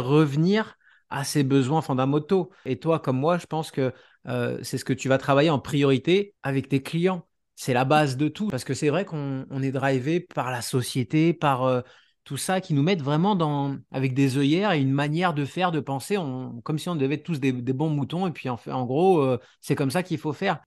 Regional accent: France; now in Canada; je suis français de base, même si je suis parti a euh, 9 ans et demi au Canada.

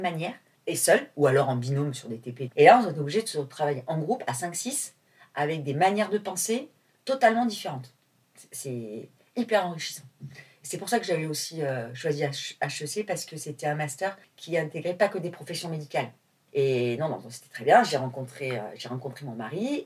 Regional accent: Nîmes, Occitania, France; moved away as an adult; also born or lived in Marseille; now in Paris, France; je suis pas parisienne, j'habite à Paris, mais euh, je suis née à Nîmes, où j'ai passé toute mon enfance.

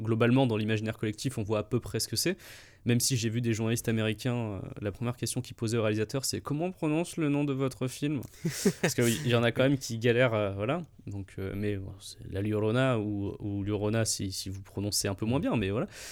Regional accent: Montélimar, Auvergne-Rhône-Alpes, France; on vient de Montélimar

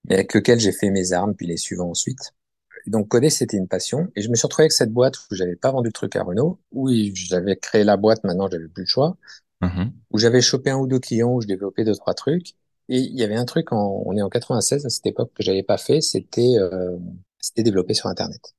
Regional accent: Périgueux, Nouvelle-Aquitaine, France; born there; alors moi, bah, en fait, je suis né à Périgueux où j'ai passé les six premiers mois de ma vie.

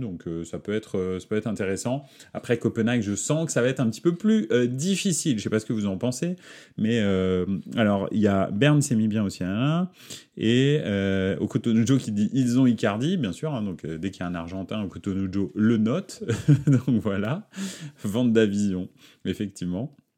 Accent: Paris, Île-de-France, France; Paris, c'est ma ville, c'est là où j'ai grandi

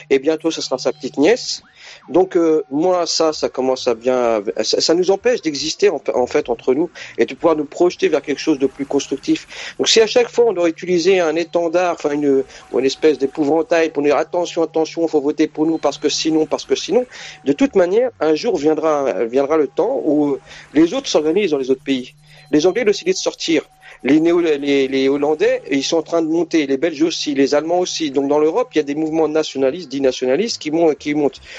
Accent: France; Moi je suis né en France, j'ai pas l'intention de la quitter comme ça

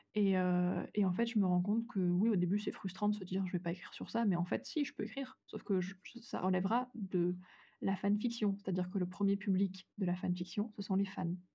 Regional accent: France; en tant que Française

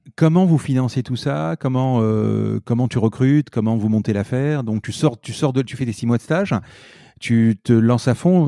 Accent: Marseille, Provence-Alpes-Côte d'Azur, France; je suis Marseillais à Marseille

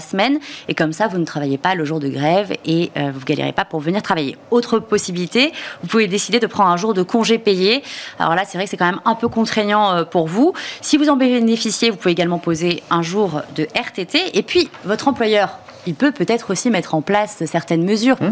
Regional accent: Bordeaux, Nouvelle-Aquitaine, France; suis bordelaise

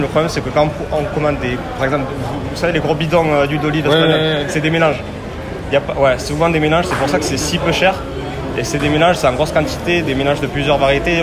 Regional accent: Lot-et-Garonne, Nouvelle-Aquitaine, France; moved away as an adult; now in Bordeaux, France; je suis originaire du Lot-et-Garonne

